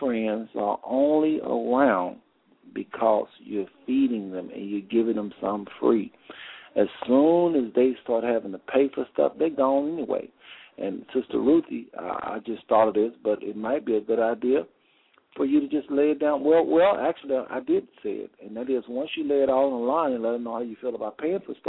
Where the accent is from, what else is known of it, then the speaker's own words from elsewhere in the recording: United States; as a young man growing up in America